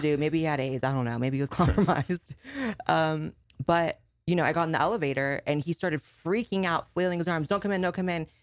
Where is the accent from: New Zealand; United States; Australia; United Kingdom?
United States; Northern California; I grew up in Northern California, and San Fran is like the LA of NorCal